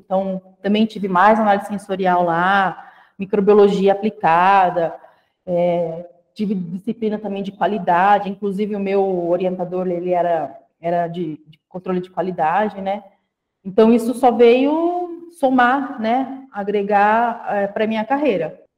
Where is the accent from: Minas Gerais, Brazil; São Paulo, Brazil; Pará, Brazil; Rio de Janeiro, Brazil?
São Paulo, Brazil; Guararapes; moved away; Eu sou uma pessoa que vim do interior do estado de São Paulo, de uma cidadezinha chamada Guararapes, uma cidade que tem pouco mais de 30 mil habitantes